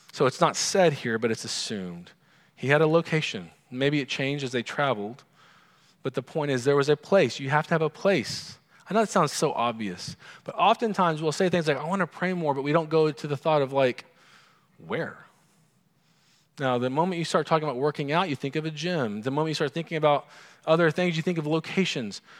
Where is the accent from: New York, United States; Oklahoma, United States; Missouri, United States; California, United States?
Oklahoma, United States; growing up in Oklahoma, oil's a big deal